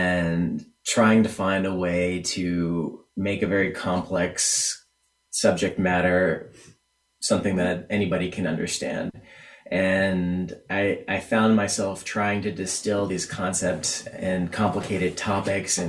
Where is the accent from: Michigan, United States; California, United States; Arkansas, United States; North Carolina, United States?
California, United States; moved away as an adult; also born or lived in Ireland / Tennessee / New York City; I'm originally from California and always wanted to come back home and be closer to family